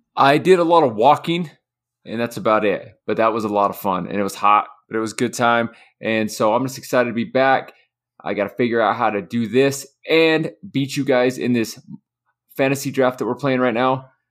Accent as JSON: {"language": "English", "region": "Utah", "country": "United States", "said": "I'm from Utah."}